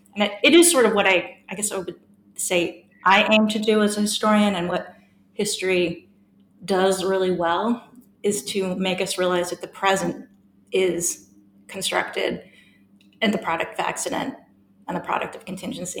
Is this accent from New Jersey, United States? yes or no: no; San Francisco, California, United States; moved away as an adult; also born or lived in Melbourne, Australia; now in Durham, United Kingdom; I grew up in the fabulous city of San Francisco